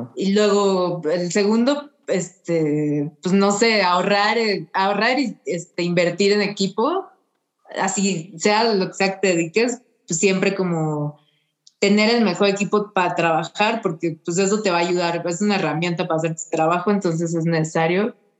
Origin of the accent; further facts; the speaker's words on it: Mexico; soy una fotógrafa, vengo de México